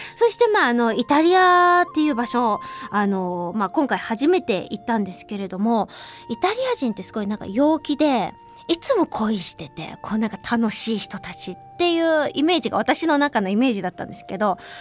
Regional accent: Hiroshima, Japan; now in Tokyo, Japan; あの私広島出身なんですねそれでまあ西側で生まれ育ったわけなんですけれども

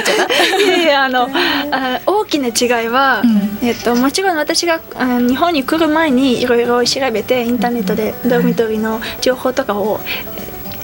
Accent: Uzbekistan; Japanese is a second language; moved away as an adult; also born or lived in Tashkent; now in Japan; ウズベキスタンから来ました

